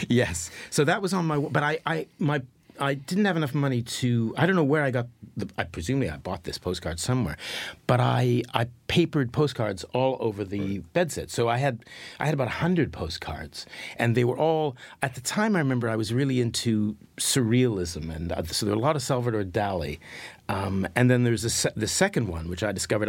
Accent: Winnipeg, Manitoba, Canada; moved away as an adult; also born or lived in London; I was from I was from Winnipeg, and I and I was living in London

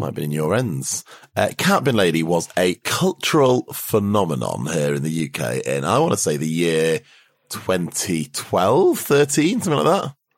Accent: United Kingdom; as a Brit

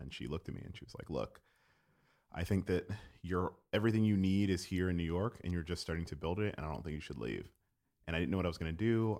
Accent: Jamaica; also born or lived in Gainesville, Florida; as a Jamaican person

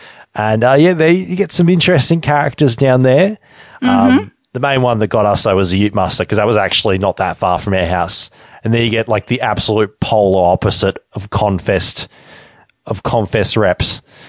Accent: Deniliquin, New South Wales, Australia; moved away; I grew up in Denny

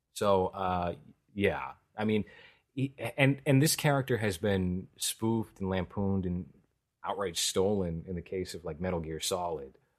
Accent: New York, United States; as a New Yorker

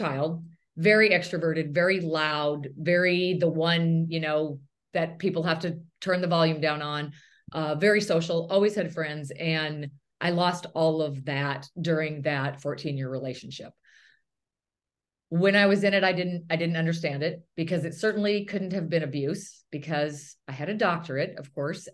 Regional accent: near Bozeman, Montana, United States; moved away as an adult; also born or lived in Chicago; I grew up in a little tiny community right by Bozeman, Montana

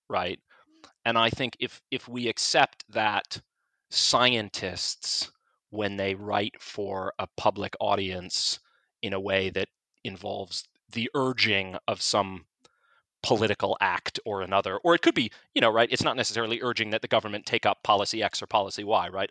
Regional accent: United States; moved away as an adult; now in United Kingdom; I'm an American who's running the opinion section at this British newspaper

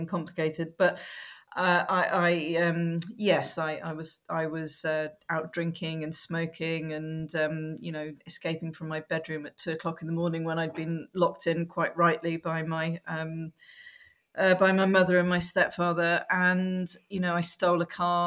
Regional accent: Wales, United Kingdom; I grew up in Wales

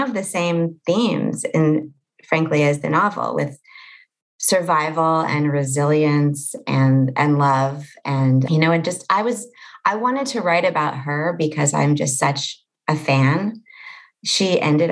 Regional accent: Los Angeles, California, United States; born or raised there

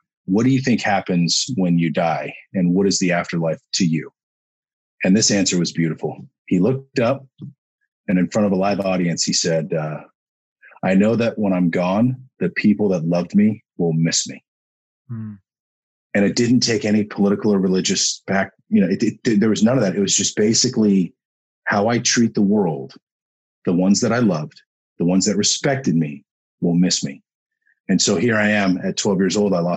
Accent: Woodinville, Washington, United States; the house that we grew up in Woodinville, Washington.

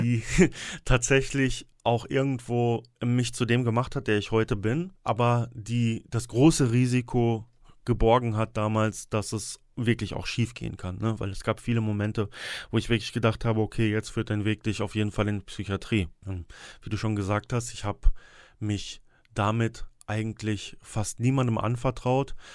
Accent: Sauerland, North Rhine-Westphalia, Germany; hier bei uns im Sauerland

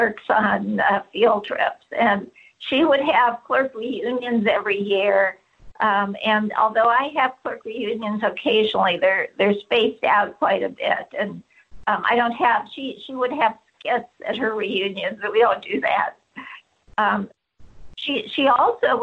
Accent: California, United States; moved away as an adult; also born or lived in Washington, D.C.; as a Californian

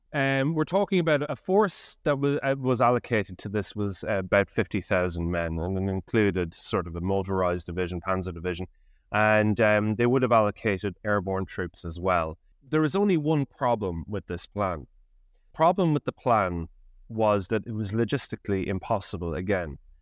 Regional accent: Ireland; now in United Kingdom; I'm an Irish historian based in the U K

